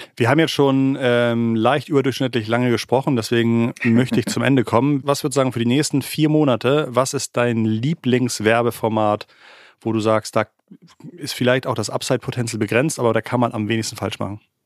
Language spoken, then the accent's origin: German; Hamburg, Germany; als Hamburger